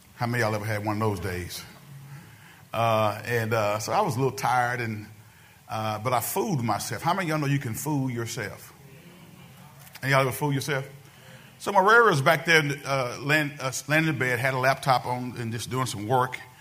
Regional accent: United States

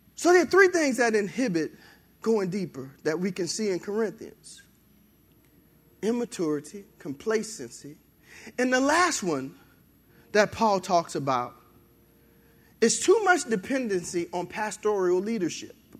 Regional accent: New Orleans, Louisiana, United States; moved away as an adult; also born or lived in Benton, Louisiana; I was born and raised in New Orleans.

